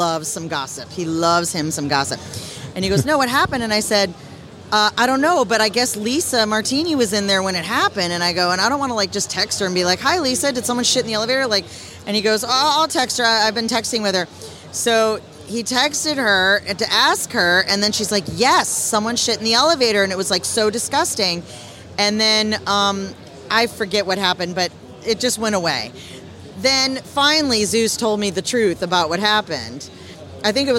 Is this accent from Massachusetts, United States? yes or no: yes; Boston, Massachusetts, United States; I'm from Boston